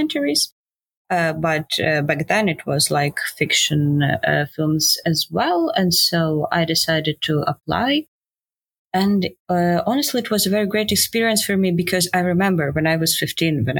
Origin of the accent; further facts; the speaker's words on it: Ukraine; So I'm from Ukraine. I grew up here and I live